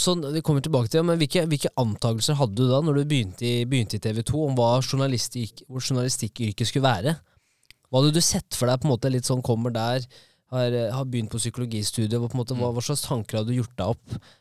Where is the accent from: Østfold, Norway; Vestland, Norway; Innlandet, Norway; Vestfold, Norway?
Innlandet, Norway; Kongsvinger; Jeg er fra Kongsvinger òg